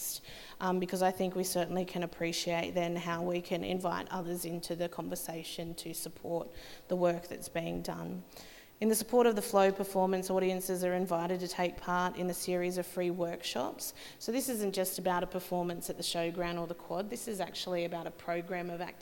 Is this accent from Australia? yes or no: yes; Ballina, New South Wales, Australia; we're Nyambal people from Cabbage Tree Island and Balna